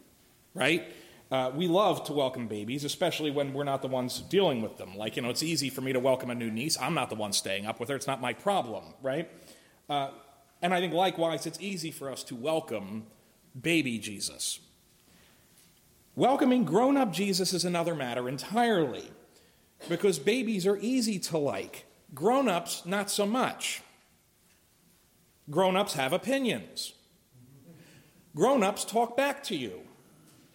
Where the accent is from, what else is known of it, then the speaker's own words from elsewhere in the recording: Philadelphia, Pennsylvania, United States; moved away; I'm from Philly.